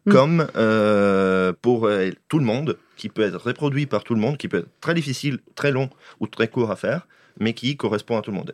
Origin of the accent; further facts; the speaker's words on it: northern Italy, Italy; moved away; je viens de moitié d'Italie du Nord, moitié d'Italie du Sud, donc je viens aussi de l'Italie, mais j'ai grandi dans l'Italie du Bas, enfin, dans l'Italie du Nord